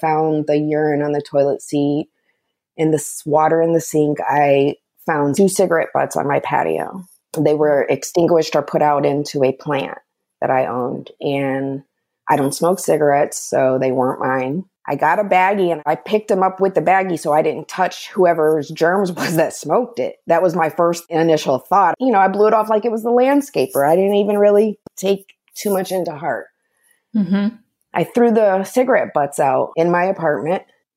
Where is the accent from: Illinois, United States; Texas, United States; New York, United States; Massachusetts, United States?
Texas, United States; moved away; I'm originally from Texas, from a strong woman.